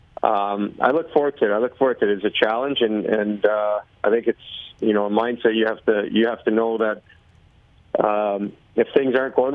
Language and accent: English; Toronto, Ontario, Canada; moved away; also born or lived in Calgary / Seattle; I'm from Toronto, and I'm back in the city a bunch in the summer